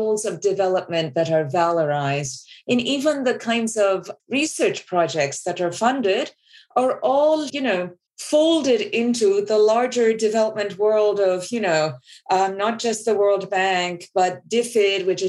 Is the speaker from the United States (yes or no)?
no; Bangladesh; I grew up in Bangladesh